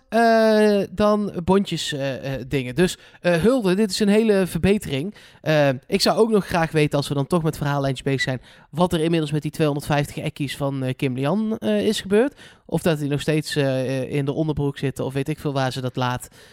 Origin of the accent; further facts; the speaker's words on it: Netherlands; ik ben een Hollander